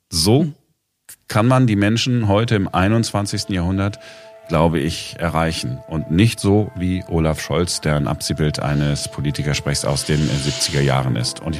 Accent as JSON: {"language": "German", "town": "Duisburg", "region": "North Rhine-Westphalia", "country": "Germany", "tie": "born or raised there", "said": "wie man bei uns in Duisburg früher gesagt hat, wegen die armen Kinder, gebet jetzt den Kranz."}